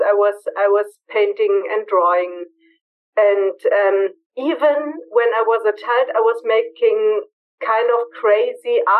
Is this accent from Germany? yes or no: yes; Berlin, Germany; moved away as an adult; now in Bavaria, Germany; I'm from Berlin, natural born and raised in Berlin